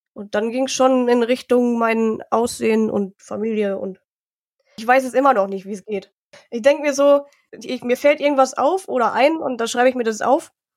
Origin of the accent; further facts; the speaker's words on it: Harsewinkel, North Rhine-Westphalia, Germany; also born or lived in Munich; now in Augsburg, Germany; ich bin in Hasewinkel in Nordrhein-Westfalen halt aufgewachsen